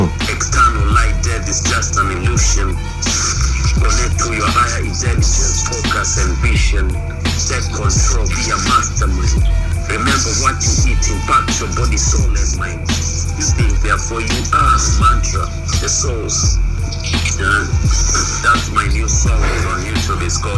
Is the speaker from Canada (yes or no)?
no; Kenya; accent: Kenyan; moved away as an adult; now in Austria; my English sounds Kenyan.